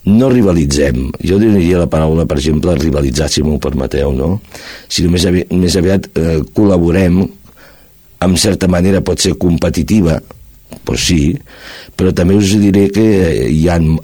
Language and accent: Catalan; Barcelona, Catalonia, Spain; now in Cerdanyola del Vallès, Spain; estic aquí a Cerdanyola, eh, quasi bé sóc fill adoptiu, sóc de Barcelona, però fa molts anys que estic aquí